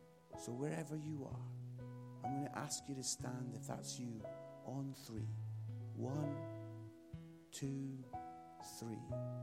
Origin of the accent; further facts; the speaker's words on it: Scotland, United Kingdom; And because I'm Scottish, I was like, "Oh, why didn't I ask for £20,000?